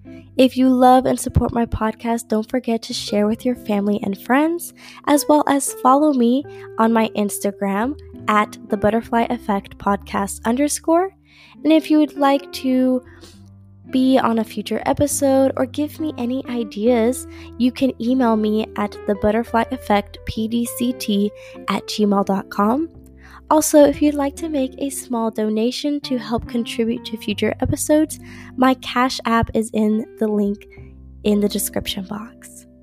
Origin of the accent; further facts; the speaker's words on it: Dallas, Texas, United States; I mean, I say I'm from Dallas, and I talk about UNT too.